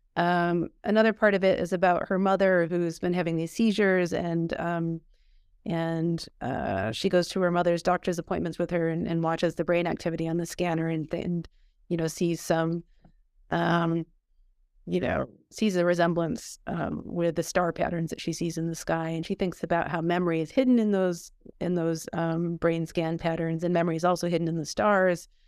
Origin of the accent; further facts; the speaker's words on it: Midwest, United States; moved away; I was from the Midwest myself